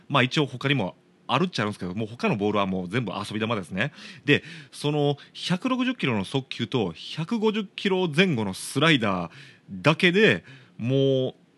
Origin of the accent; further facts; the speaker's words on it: Shiga, Japan; 僕の地元滋賀